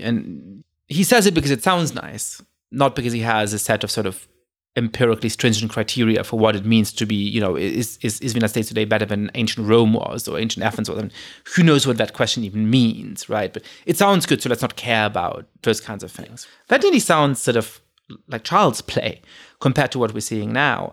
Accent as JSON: {"language": "English", "country": "Germany", "tie": "born or raised there", "moved": "yes", "said": "I grew up in Germany."}